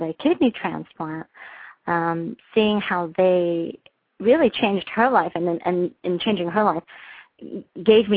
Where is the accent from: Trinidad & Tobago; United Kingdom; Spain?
United Kingdom; Liverpool, North West England; moved away as an adult; now in Michigan, United States; I was born in Liverpool, the home of …